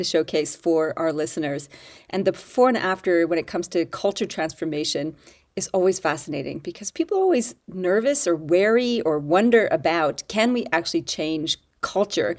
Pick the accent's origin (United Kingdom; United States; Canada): Canada; now in Australia; I am your Canadian-Australian